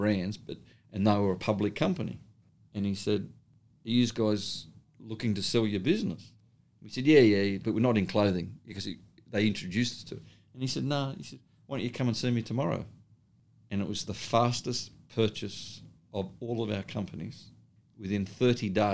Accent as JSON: {"language": "English", "country": "Australia"}